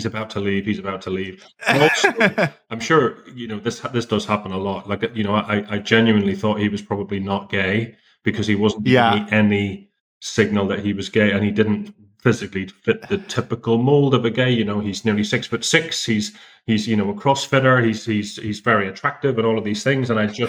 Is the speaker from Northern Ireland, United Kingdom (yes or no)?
yes; Belfast, Northern Ireland, United Kingdom; also born or lived in London; I'm from Belfast originally. I was living in London for 18 years